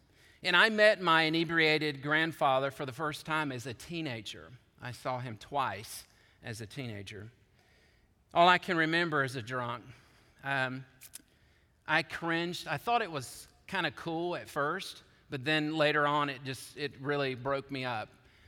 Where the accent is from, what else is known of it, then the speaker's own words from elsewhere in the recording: Georgia, United States; also born or lived in Chattanooga, Tennessee; I was born to seminary students in Chattanooga, Tennessee. I grew up in Georgia as the son of a bivocational pastor.